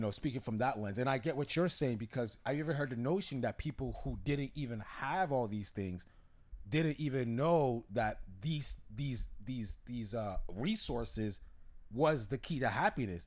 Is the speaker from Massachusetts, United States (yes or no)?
yes; Massachusetts, United States; we're from Massachusetts, we're from New England